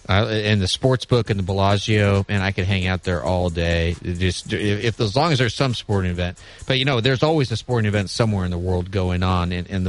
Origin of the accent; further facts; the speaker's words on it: Midwest, United States; also born or lived in New York; now in Alabama, United States; I'm a Midwesterner.